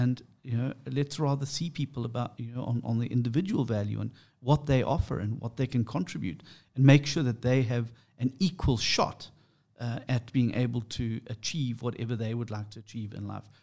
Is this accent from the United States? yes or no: no; South Africa; I'm an English South African